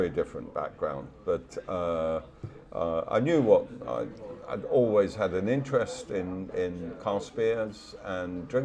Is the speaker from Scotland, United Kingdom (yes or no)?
no; London, United Kingdom; now in Denmark; I'm yeah. a Brit. Yeah. Part of the diaspora.